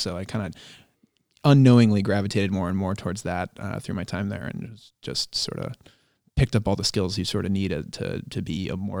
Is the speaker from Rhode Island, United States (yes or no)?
yes; Cumberland, Rhode Island, United States; That's true. I grew up in Cumberland, Rhode Island. And so I know where things are and I know where things used to be.